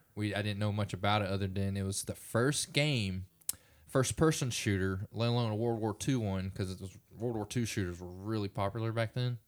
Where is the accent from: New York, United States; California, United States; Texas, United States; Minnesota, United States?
Texas, United States; Springtown; we grew up in Springtown, Texas